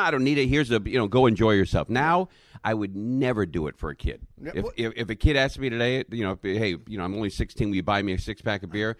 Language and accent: English; Los Angeles, California, United States; I grew up in the Valley. I grew up born in Cedars of Lebanon, which is now a Scientology building.